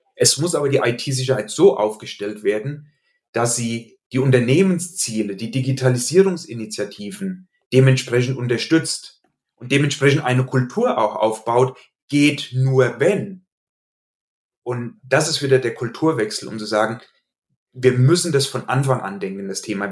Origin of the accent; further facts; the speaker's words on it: Hesse, Germany; accent: Hessian dialect; also born or lived in Limburg an der Lahn; an meinem Dialekt, äh, den ich nicht schaffe, ganz zu verbergen, hast du sicherlich gemerkt, dass ich in Hessen beheimatet bin.